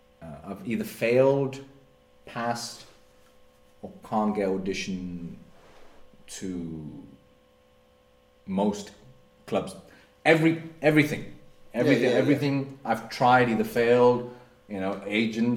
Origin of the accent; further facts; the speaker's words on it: India; moved away as an adult; now in United Kingdom; India. I grew up in India. Yeah, I grew up in India.